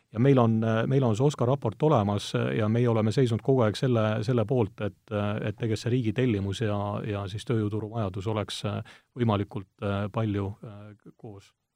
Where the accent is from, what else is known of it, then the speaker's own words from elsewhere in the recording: Estonia; mina olen pärit nii-öelda Eesti äärealalt